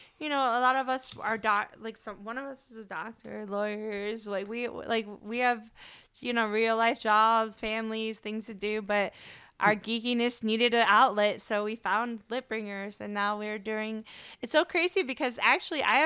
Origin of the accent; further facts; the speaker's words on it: Michigan, United States; also born or lived in Miami, Florida; now in Houston, United States; we grew up both in Michigan